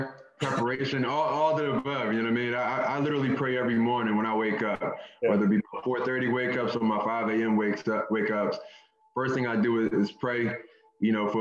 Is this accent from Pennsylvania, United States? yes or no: yes; Philadelphia, Pennsylvania, United States; I grew up in North Philly